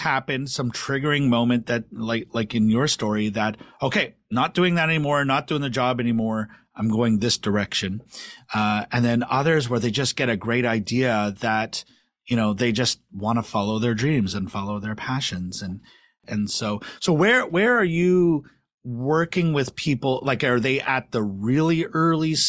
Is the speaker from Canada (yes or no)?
yes; Canada; as a Canadian